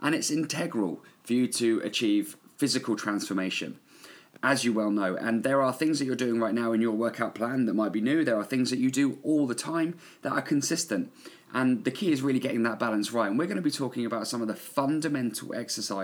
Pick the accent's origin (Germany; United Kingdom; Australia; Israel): United Kingdom; England; also born or lived in New Zealand; I own a gym here in my hometown in England